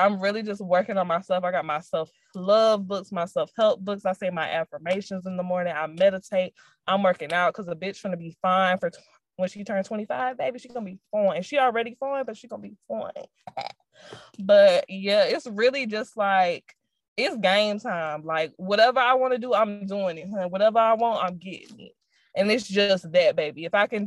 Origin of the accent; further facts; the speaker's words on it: Jacksonville, Florida, United States; I never wanted to come back to fucking Jacksonville and stay good. Like, it just wasn't in my plan. Nothing against my hometown